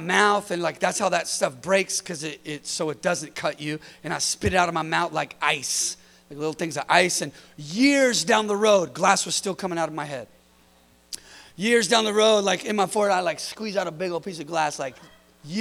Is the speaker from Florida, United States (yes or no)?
no; California, United States; I'm from California